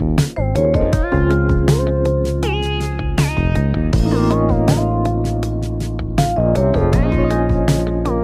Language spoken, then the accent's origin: English; San Antonio, Texas, United States; we are from San Antonio